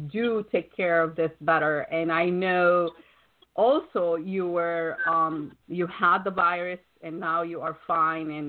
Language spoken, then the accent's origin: English; Wisconsin, United States; Wisconsin is actually my uh, my hometown originally.